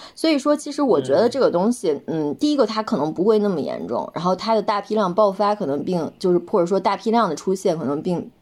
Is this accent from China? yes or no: yes; Inner Mongolia, China; 就像内蒙古我的家乡，就大一点的城市